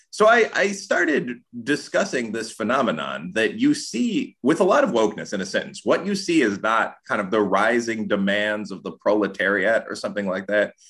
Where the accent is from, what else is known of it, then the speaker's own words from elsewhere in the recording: Chicago, Illinois, United States; also born or lived in Aurora, Illinois; now in Louisville, United States; I actually grew up in the hood. I was born on the south side of Chicago. I moved to the east side of nearby Aurora